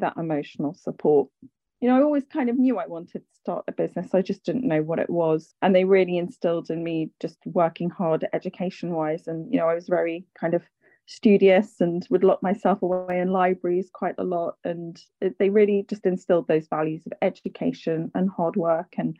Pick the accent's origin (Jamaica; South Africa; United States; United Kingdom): United Kingdom; London; I grew up in London. Both my parents are Irish